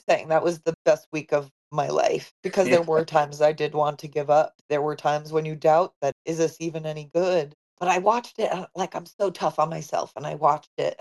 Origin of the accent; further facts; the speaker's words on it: Long Island, New York, United States; moved away; also born or lived in Los Angeles; we grew up on Long Island together. He was in the town next door to me